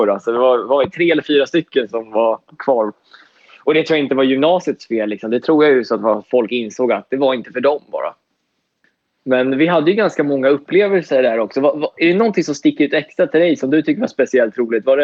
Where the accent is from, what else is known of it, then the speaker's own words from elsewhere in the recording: Sweden; som svenskar. Men det handlar ju mycket om att synas och höras och det är man inte riktigt van vid.